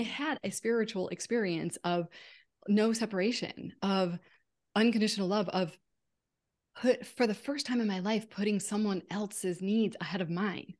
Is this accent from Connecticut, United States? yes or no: yes; Connecticut, United States; moved away as an adult; also born or lived in Massachusetts; now in California, United States; We moved to California from Connecticut. I had always lived in Connecticut and Massachusetts, so I was always near my family. So I left my family of origin, came to California, knew no one.